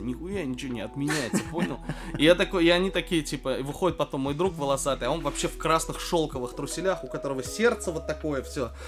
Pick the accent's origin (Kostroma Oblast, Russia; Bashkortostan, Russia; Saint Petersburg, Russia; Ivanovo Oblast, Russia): Bashkortostan, Russia; Oktyabrsky; я из Октябрьской, из Башкирии